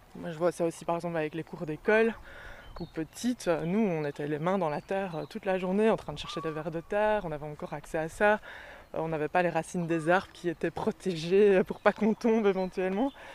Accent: Brussels, Brussels-Capital Region, Belgium; Je suis bruxelloise euh, depuis toujours

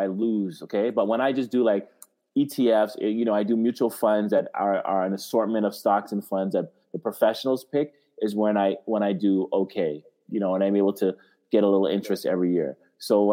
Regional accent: Canada; I'm Canadian

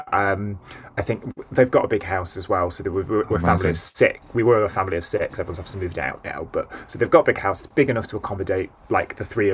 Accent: Stockport, North West England, United Kingdom; I grew up in a village called Gatley. A village. It sounds like I'm like some rural idyll. It's in Stockport

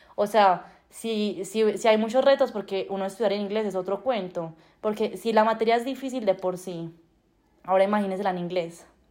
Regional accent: Colombia; moved away as an adult; now in Canada; como somos los colombianos

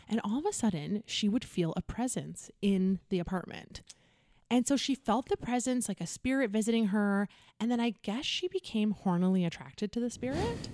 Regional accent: North Vancouver, British Columbia, Canada; I'm from North Van.

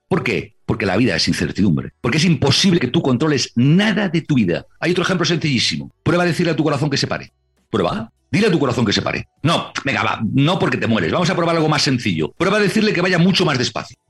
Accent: Santander, Cantabria, Spain; Cuando yo era pequeño, y veía en casa de mis abuelos, en Santander, en Cantabria, en España

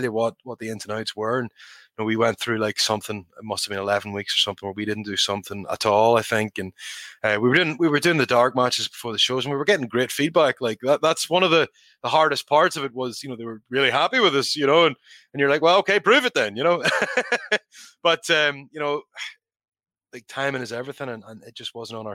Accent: Northern Ireland, United Kingdom; for me as a kid growing up in Northern Ireland

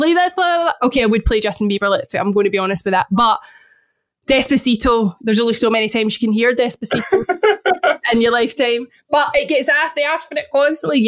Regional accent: Scotland, United Kingdom; I'm Scottish

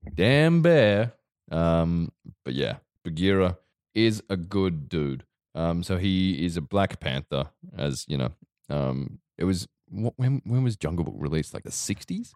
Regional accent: Victoria, Australia; I grew up in Victoria

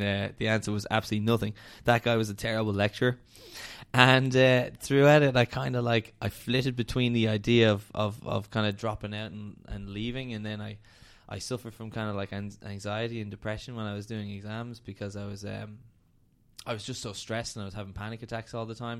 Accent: Dublin, Leinster, Ireland; I'm from Dublin. Um, lived in Hoath pretty much my whole life.

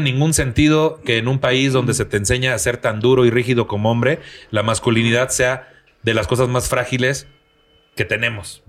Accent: Tampico, Tamaulipas, Mexico; moved away; en mi tierra, que tú sabes, güey, que allá en Tampico

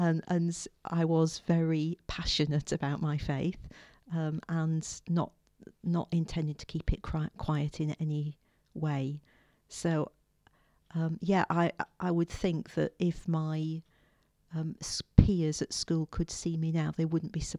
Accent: Yorkshire and the Humber, United Kingdom; also born or lived in Shropshire; Well, I came from Yorkshire originally. My parents moved around a bit, so I came to faith whilst we were living in Shropshire. And I was at school in Shrewsbury, which is where I lived with the family for a couple of years

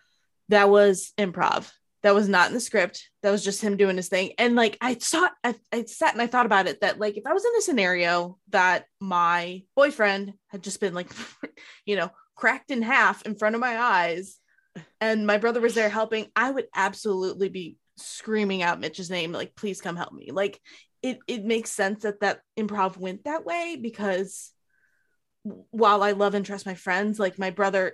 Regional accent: Indiana, United States; As someone who grew up in Indiana

